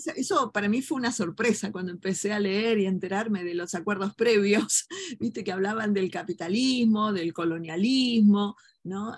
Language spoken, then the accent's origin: Spanish; Argentina; la hipocresía que tenemos como argentinos